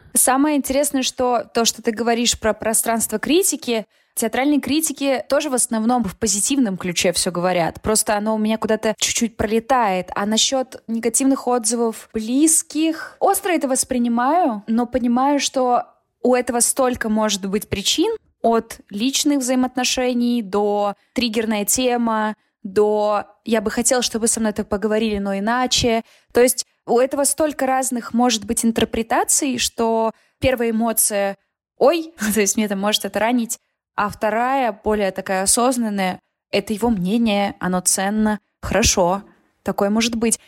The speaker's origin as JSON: {"language": "Russian", "town": "Nizhnevartovsk", "region": "Khanty-Mansi Autonomous Okrug", "country": "Russia", "tie": "born or raised there", "also_born_or_lived": "Omsk", "moved": "as an adult", "lives_now": "Moscow, Russia", "said": "я из Нижневартовска, это очень маленький город"}